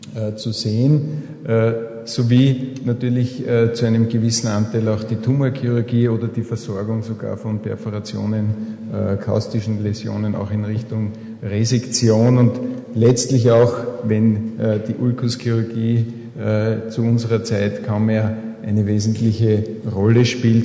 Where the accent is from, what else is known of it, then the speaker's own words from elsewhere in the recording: Austria; bei uns in Österreich